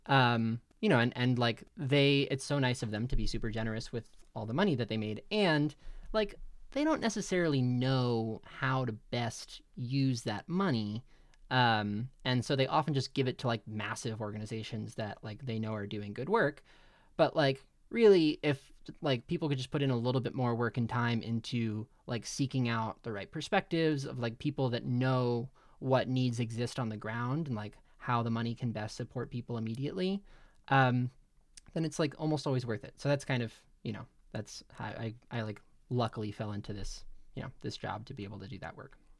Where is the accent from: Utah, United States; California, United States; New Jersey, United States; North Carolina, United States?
New Jersey, United States; Middletown; I grew up in Middletown, New Jersey with Jess